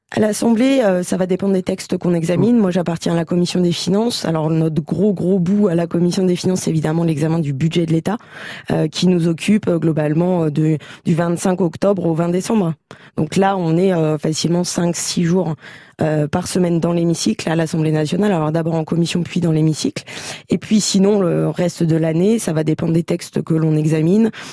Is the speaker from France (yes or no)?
yes; Châlons-en-Champagne, Grand Est, France; je suis née à Chalon et que je suis une grande amoureuse de ma ville